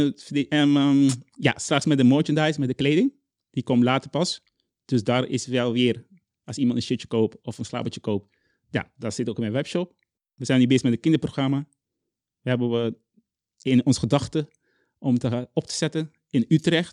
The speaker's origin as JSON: {"language": "Dutch", "country": "Curaçao", "tie": "born or raised there", "also_born_or_lived": "Zwolle, Netherlands", "second_language": "Dutch", "moved": "as an adult", "lives_now": "Netherlands", "said": "ik kom uit Curaçao"}